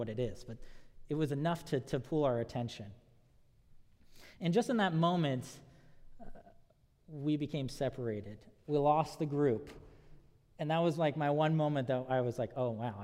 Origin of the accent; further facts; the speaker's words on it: Southern California, United States; growing up in Southern California